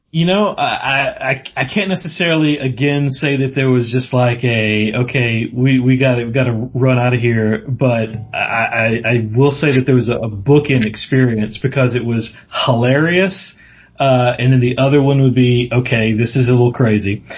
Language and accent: English; Mississippi, United States; I'm from the South so uh, grew up in Mississippi born and raised there